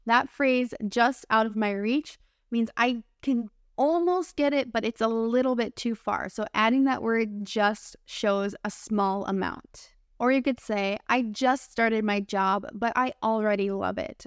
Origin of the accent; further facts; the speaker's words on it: United States; I'm your American English teacher friend.